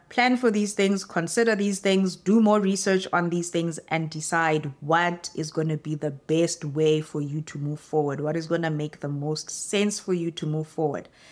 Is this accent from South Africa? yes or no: yes; South Africa; moved away as an adult; now in Canada; as a South African